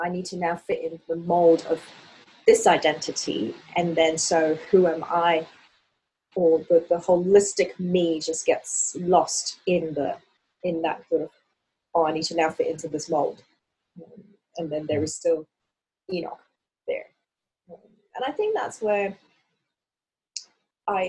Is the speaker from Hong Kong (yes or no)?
yes; Hong Kong; the way I grew up in Hong Kong